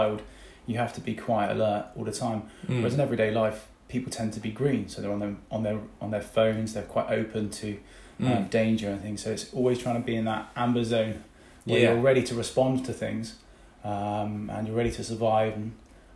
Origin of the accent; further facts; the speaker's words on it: Devon, South West England, United Kingdom; also born or lived in Eastbourne; we grew up in Devon, so I had Dartmoor and had the sea kind of on my doorstep